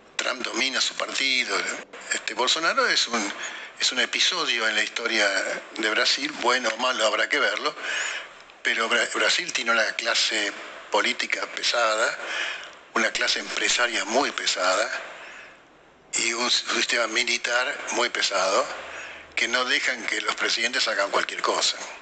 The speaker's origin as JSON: {"language": "Spanish", "country": "Argentina"}